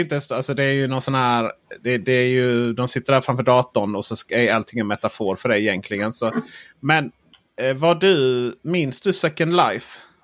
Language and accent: Swedish; Blekinge, Sweden; jag är från Blekinge